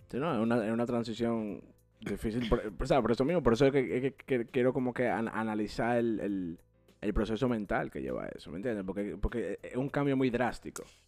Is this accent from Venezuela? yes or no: no; Dominican Republic; now in United States; nosotros los cuatro. somos dominicanos.